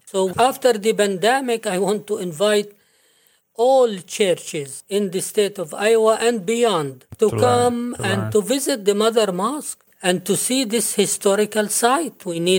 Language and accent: English; Jerusalem, Palestine; now in United States; Well, I am from Jerusalem, and this is a holy place and a historical place.